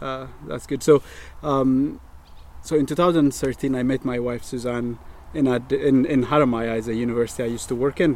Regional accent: Addis Ababa, Ethiopia; moved away as an adult; now in Northern Ireland, United Kingdom; I am born and raised in Ethiopia, and in the capital city in Addis

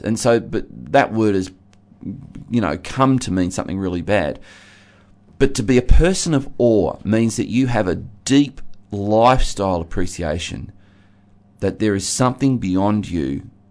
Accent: Geelong, Victoria, Australia; where I grew up in Geelong

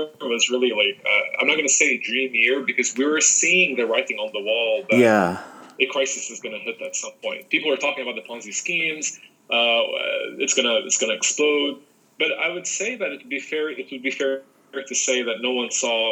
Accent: Lebanon; also born or lived in United States; I was born in America, but my parents are Lebanese, so I was raised in Lebanon. I got my education in Lebanon

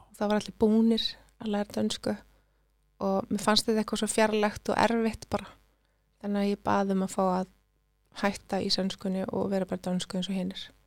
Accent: Iceland; first language Swedish; Icelandic is a second language; also born or lived in Sweden; Þegar ég kom heim, fimm ára, ég talaði ekki eitt orði í íslensku ég, ég skildana mm. en ég talaði ekki neina íslensku

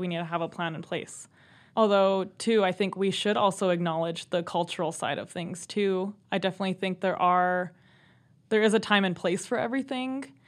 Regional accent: Browning, Montana, United States; Yep, so I'm also from the Blackfeet Reservation. I grew up there

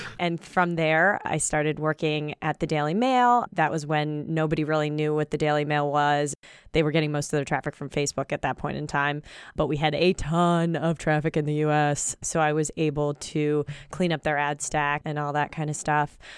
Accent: Pennsylvania, United States; also born or lived in Baltimore, Maryland; we moved to Pennsylvania when I was about ten

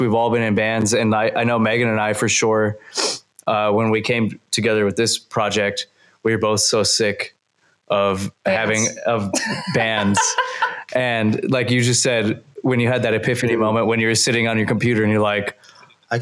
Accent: Wisconsin, United States; I'm from Wisconsin, so we have the Packers

